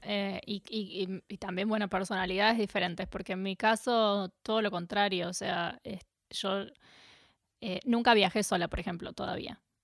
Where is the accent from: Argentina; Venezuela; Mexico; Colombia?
Argentina; Capilla del Monte, Córdoba; moved away as an adult; also born or lived in Buenos Aires, Argentina / New Zealand; now in Melbourne, Australia; crecí en Capilla del Monte, en Córdoba, en Argentina